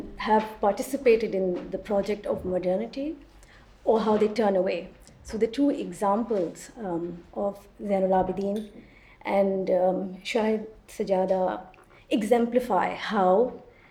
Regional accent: Karachi, Sindh, Pakistan; also born or lived in Chittagong Hill Tracts; I was born in Karachi

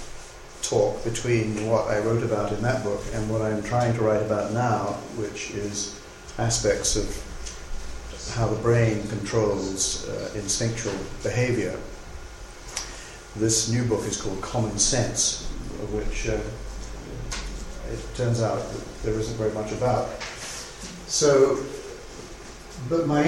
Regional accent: England, United Kingdom; moved away as an adult; also born or lived in United States; I grew up here in England

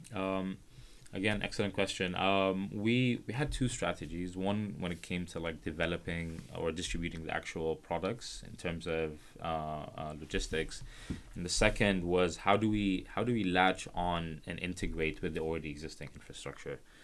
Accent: Khartoum, Sudan; I'm from Khartoum, which is the capital of Sudan

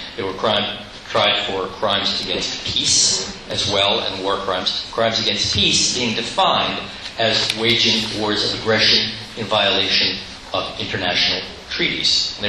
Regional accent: Nuremberg, Bavaria, Germany; born there; because I was born in Nuremberg, Germany, where my father had served at the ripe old age of 27 years old as a chief prosecutor

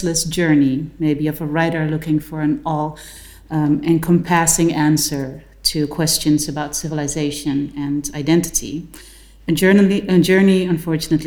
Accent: Suriname

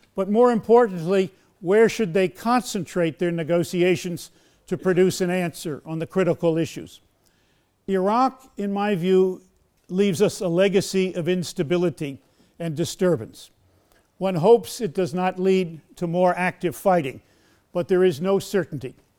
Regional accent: United States

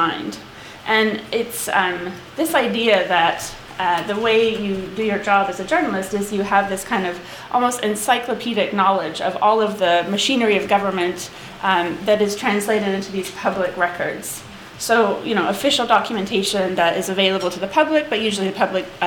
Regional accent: United States; moved away; I have British parents, but I grew up in America

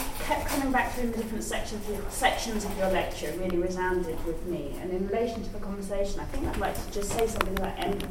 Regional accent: United Kingdom; I'm British

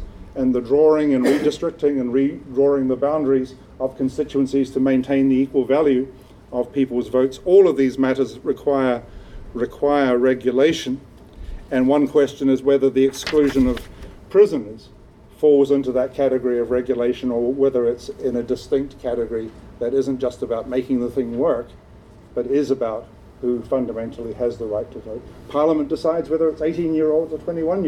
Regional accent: New Zealand; now in United Kingdom; I'm a New Zealander resident

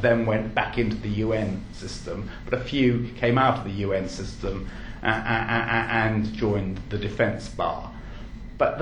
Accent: England, United Kingdom; I do happen to be English

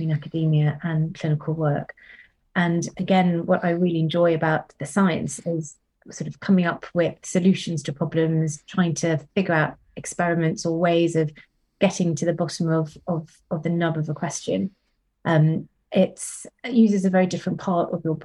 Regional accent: Sri Lanka; moved away as an adult; also born or lived in Cambridge, United Kingdom; now in Oxford, United Kingdom; I grew up in Sri Lanka

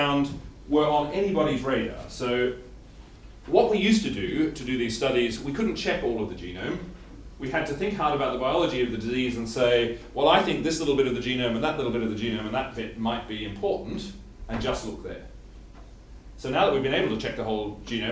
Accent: Australia; I'm Australian, not English

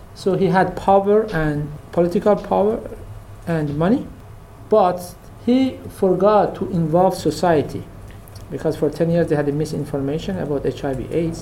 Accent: Kermanshah Province, Iran; I am from Kermanshah, which was one of the most affected cities in the region

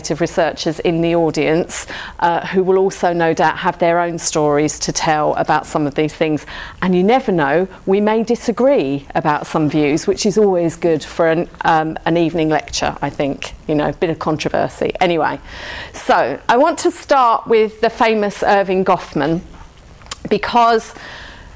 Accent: London, United Kingdom; I'm from South London, so I talk quite fast

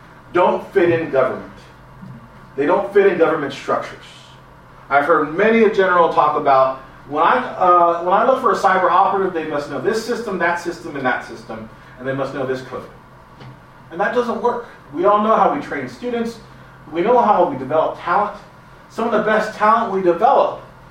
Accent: Los Angeles, California, United States; I'm a Latino from

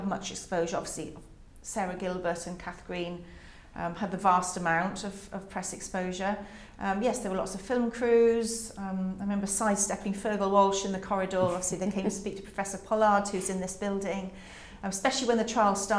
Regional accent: Carmarthen, Wales, United Kingdom; moved away; also born or lived in Oxford; in Carmarthen in West Wales where we grew up

